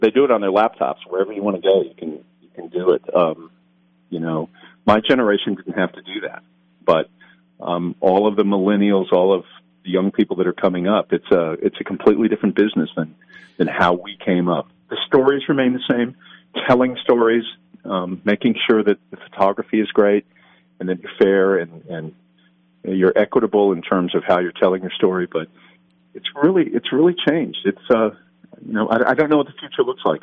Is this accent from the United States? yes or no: yes; Denver, Colorado, United States; now in Atlanta, United States; I was born and raised there